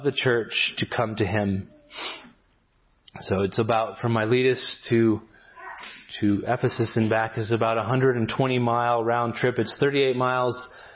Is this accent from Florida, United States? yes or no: no; Gallup, New Mexico, United States; moved away; I grew up in Gallup, New Mexico for a while